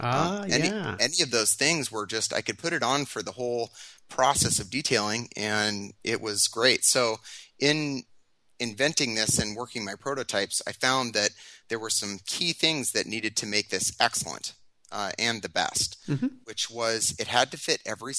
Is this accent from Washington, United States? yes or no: yes; Tacoma, Washington, United States; I have been a Washington resident all of my life. I was born down in Tacoma